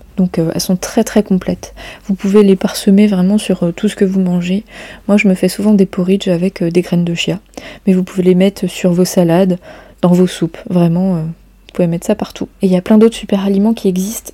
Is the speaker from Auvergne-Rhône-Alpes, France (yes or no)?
no; Brittany, France; chez nous en Bretagne